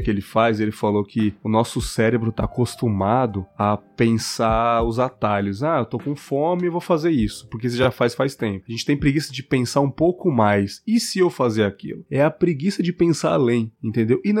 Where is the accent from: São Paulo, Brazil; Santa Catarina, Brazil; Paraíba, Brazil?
São Paulo, Brazil; now in Cachoeiro de Itapemirim, Brazil; É, cara, é porque eu saí de São Paulo há muito tempo, saí em 2011, 2011, 2010, mais ou menos ali. Eu nem lembro mais, cara. Faz tanto tempo que eu tô em Cachoeiro, nossa senhora.